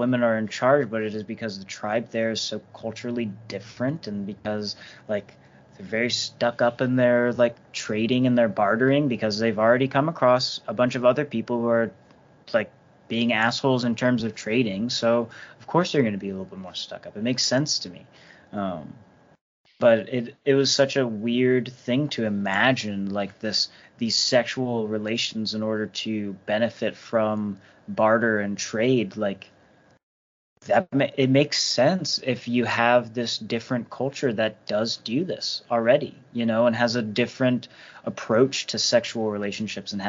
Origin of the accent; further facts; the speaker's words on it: United States; I'm an American